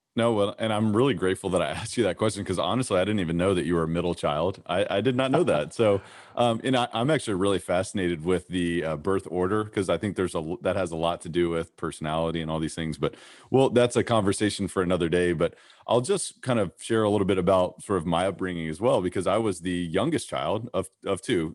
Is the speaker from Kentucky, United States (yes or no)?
yes; Kentucky, United States; growing up in Kentucky